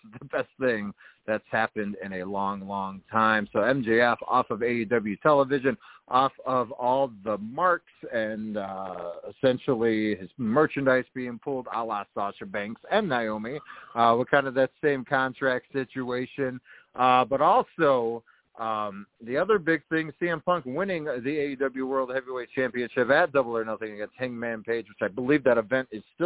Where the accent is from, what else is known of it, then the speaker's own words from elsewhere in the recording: Chicago, Illinois, United States; Chicago, Illinois, the best city in all the world, my hometown